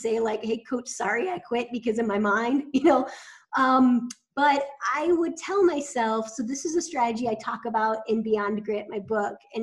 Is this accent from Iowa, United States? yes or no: yes; Iowa, United States; I grew up in Iowa played a lot of sports.